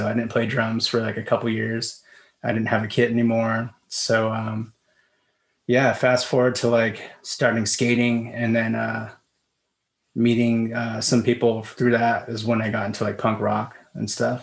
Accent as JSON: {"language": "English", "town": "Vista", "region": "California", "country": "United States", "tie": "born or raised there", "said": "I grew up in Vista"}